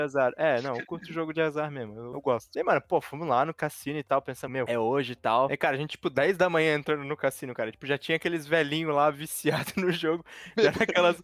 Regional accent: Brazil; sou brasileiro

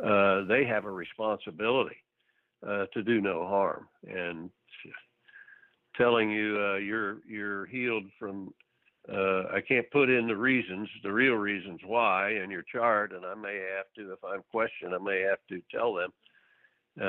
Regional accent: Texas, United States; being a Texan

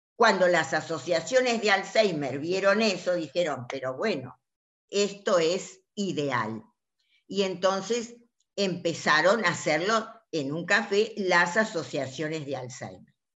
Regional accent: La Banda, Santiago del Estero, Argentina; moved away; durante mi infancia, yo vivía en Santiago del Estero, en la banda

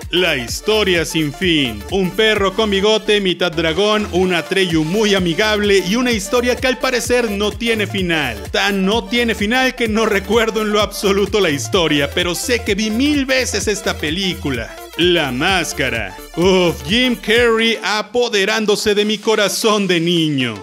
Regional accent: Mexico; aquí en mi país, en México

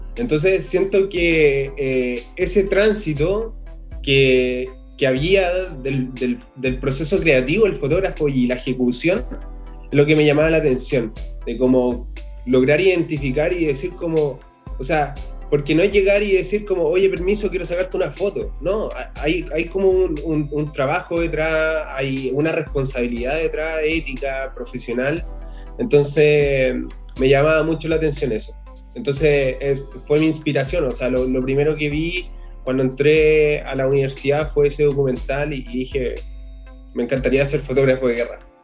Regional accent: Puente Alto, Santiago Metropolitan Region, Chile; yo vengo de Puente Alto

